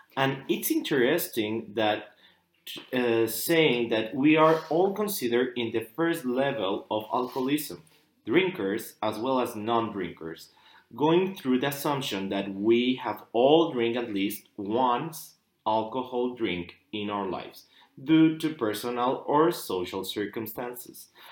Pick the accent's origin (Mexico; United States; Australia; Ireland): Mexico; from Mexico